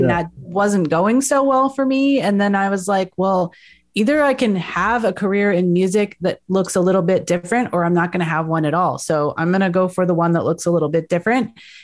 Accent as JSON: {"language": "English", "region": "Northern California", "country": "United States", "moved": "yes", "lives_now": "Southern California, United States", "said": "California, Northern California. I currently live in Southern California"}